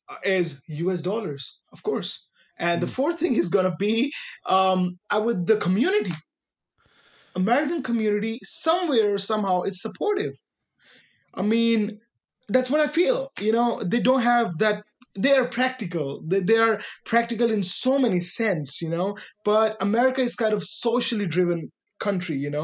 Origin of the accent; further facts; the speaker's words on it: northern India, India; English is a second language; moved away as an adult; now in Oregon, United States; The part I'm living in, it's in northern India